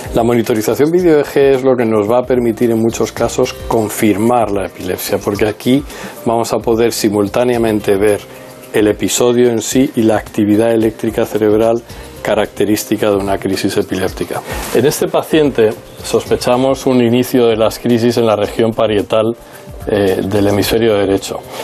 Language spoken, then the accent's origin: Spanish; Newport News, Virginia, United States; also born or lived in Minnesota / Chicago / Minneapolis; now in Spain; Nací en Newport News, Virginia.